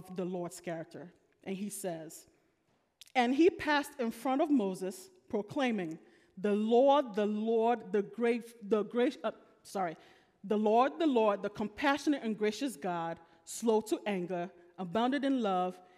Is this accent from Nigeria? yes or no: yes; Nigeria; I'm Nigerian